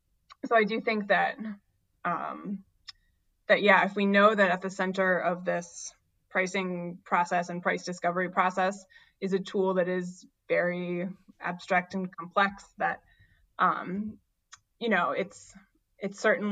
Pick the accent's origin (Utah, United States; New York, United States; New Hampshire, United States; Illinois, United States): New Hampshire, United States; Again, I grew up in New Hampshire and we have some delicious dark roasts up there in the winter